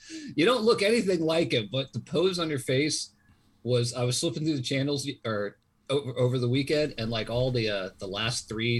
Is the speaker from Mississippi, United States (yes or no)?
no; Virginia Beach, Virginia, United States; growing up in Virginia Beach, we had a Navy base here and a Navy jet base here on the other side of it.